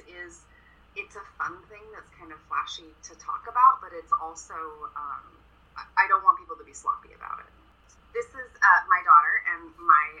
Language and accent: English; Eugene, Oregon, United States; I grew up in Eugene, which is about 45 minutes to an hour south of where I am now.